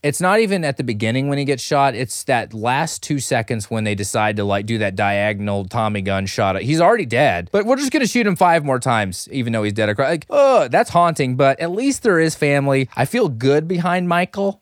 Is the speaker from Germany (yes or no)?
no; Philippines; I'm a Filipino